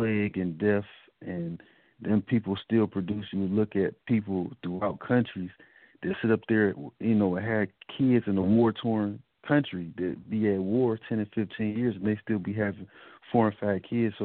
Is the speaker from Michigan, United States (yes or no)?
yes; Detroit, Michigan, United States; I grew up in Detroit, Michigan